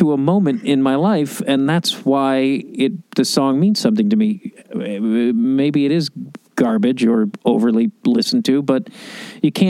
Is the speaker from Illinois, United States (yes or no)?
yes; Chicago, Illinois, United States; moved away; I'm from Chicago originally